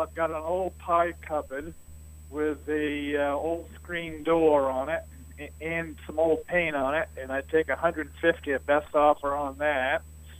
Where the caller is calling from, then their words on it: East Dixfield, Maine, United States; I'm calling from East Dixfield.